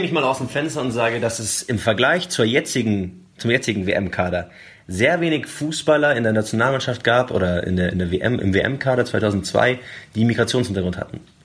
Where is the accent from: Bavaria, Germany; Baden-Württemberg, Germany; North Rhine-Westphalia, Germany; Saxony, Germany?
Bavaria, Germany; Munich; gerade als Münchner